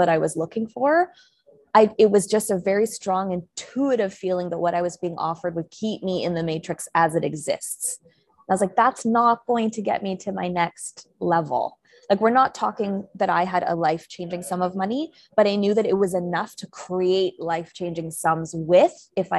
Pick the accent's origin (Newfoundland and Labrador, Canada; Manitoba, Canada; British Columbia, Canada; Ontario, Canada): British Columbia, Canada; Vancouver; moved away; I'm originally Canadian, from Vancouver, Canada